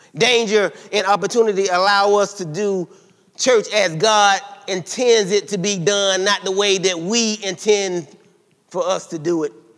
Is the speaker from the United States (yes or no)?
yes; South Carolina, United States; I'm from South Carolina now